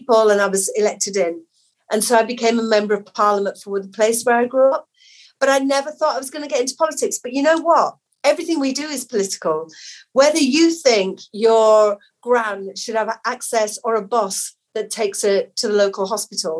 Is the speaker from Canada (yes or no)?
no; Batley, Yorkshire and the Humber, United Kingdom; I grew up in Batley in a council flat with my mum, my dad and my sister